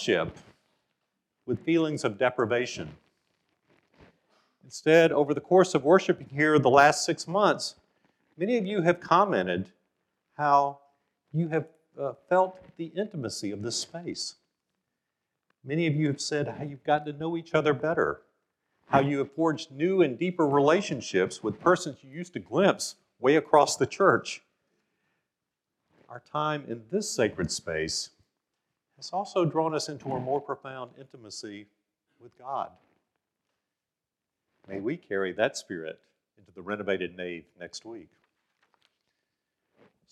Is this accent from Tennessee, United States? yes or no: no; Monticello, Mississippi, United States; now in Memphis, United States; my hometown of Monticello, Mississippi